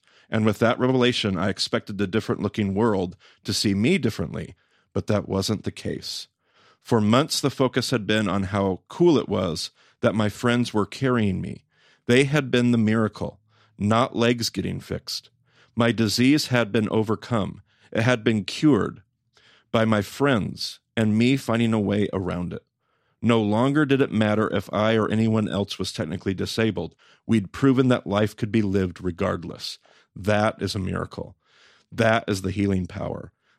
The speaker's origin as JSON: {"language": "English", "region": "the South", "country": "United States", "tie": "born or raised there", "said": "Now, I grew up in the South, where well-meaning charismatics run amok."}